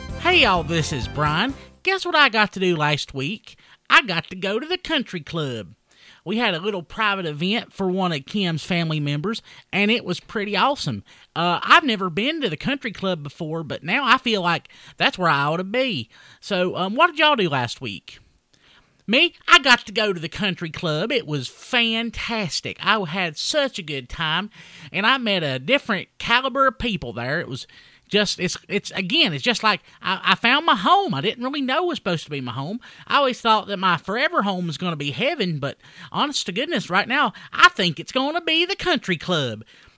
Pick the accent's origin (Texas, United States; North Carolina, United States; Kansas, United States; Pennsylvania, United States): North Carolina, United States; Hays; I mean, I'm from Wilkes County, too, but I'm from, like, you know, the better part of Wilkes County. I'm from Hayes.